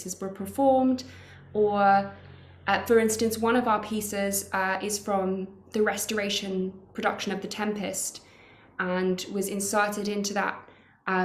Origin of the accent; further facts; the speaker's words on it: Australia; moved away as an adult; now in London, United Kingdom; I grew up in Australia